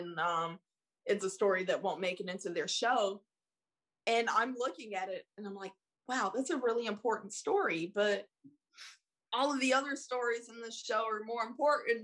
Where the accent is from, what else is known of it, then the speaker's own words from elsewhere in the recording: Spartanburg, South Carolina, United States; moved away as an adult; also born or lived in Columbia, South Carolina; now in Tallahassee, United States; Born and raised in South Carolina. I thrived and survived in Spartanburg.